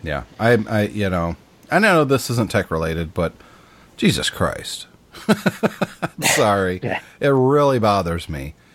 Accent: United States; I'm an American

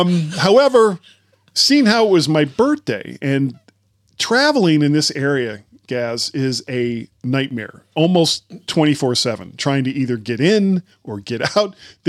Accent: Florida, United States; I'm from Florida.

